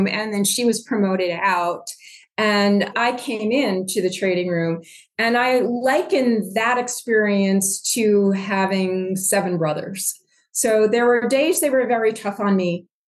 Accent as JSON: {"language": "English", "town": "Cheshire", "region": "Connecticut", "country": "United States", "tie": "born or raised there", "also_born_or_lived": "New Jersey / Washington, D.C.", "said": "I grew up in Cheshire, Connecticut, which is right in the middle of Connecticut, north of New Haven and south of Hartford."}